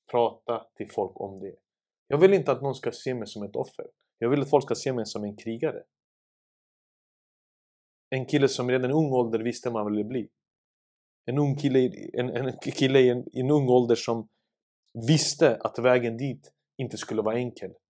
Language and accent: Swedish; Sarajevo, Federation of Bosnia and Herzegovina, Bosnia & Herzegovina; now in Stockholm, Sweden; Jag kom ju från eh, Sarajevo 1992 i april. Mm. Till Husby, till Berggatan 4. Som en flykting med en liten påse i handen.